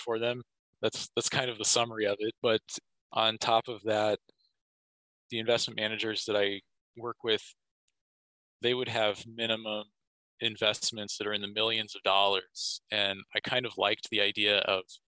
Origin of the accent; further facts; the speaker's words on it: Kansas, United States; I'm from Kansas, my hometown